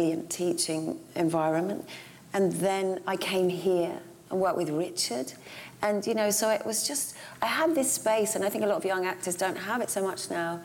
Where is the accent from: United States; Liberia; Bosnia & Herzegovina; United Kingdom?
United Kingdom; growing up in Hazy Middlesex